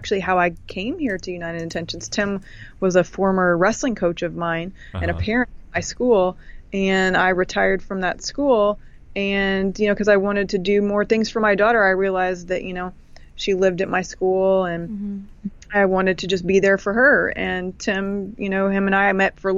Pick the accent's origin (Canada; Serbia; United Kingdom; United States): Canada; I'm technically from Canada.